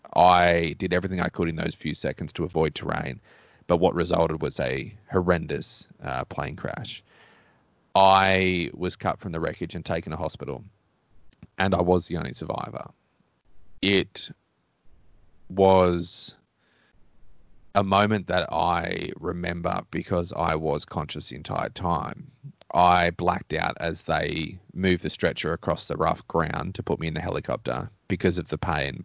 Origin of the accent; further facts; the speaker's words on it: Australia; as an Australian kid